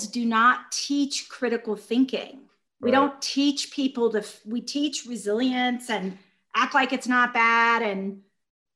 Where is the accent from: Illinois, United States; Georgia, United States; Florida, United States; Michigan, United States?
Georgia, United States; I was raised in Georgia by civil rights workers.